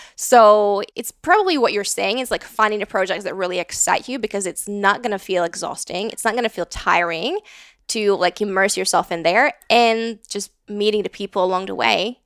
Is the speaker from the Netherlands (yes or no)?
no; Latvia; moved away as an adult; also born or lived in London, United Kingdom / Riga, Latvia; now in Austin, United States; I grew up in Latvia. I moved to the U K, um, for university